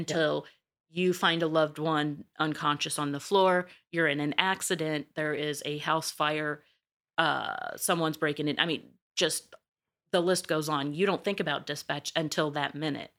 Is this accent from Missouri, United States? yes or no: yes; Missouri, United States; accent: twang; moved away; originally, I'm from Missouri, a very small town